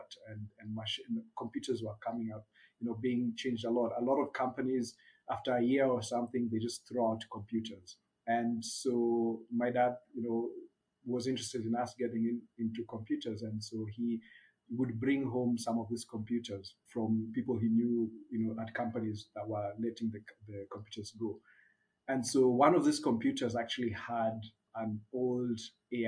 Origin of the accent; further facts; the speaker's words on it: Nairobi, Kenya; also born or lived in Japan; I'm Kenyan born and bred, grew up in a small peri-urban area just outside of Nairobi called Gashie